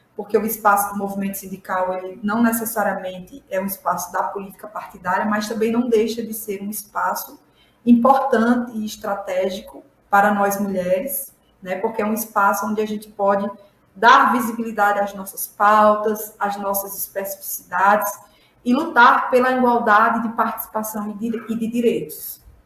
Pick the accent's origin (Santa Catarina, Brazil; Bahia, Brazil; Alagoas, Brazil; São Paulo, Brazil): Alagoas, Brazil; Ouro Branco; Eu sou sertaneja, sou do estado de Alagoas, da região semiárida, um município chamado Ouro Branco Alagoas